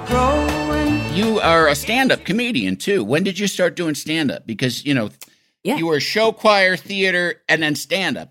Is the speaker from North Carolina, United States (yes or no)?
no; Illinois, United States; growing up in Illinois